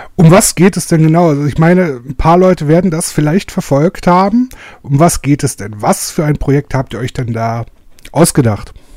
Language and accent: German; Germany; als Deutscher